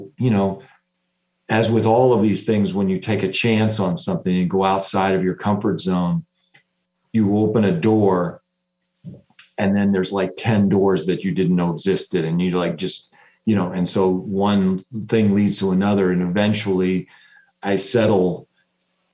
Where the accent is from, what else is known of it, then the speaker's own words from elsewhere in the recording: United States; as an American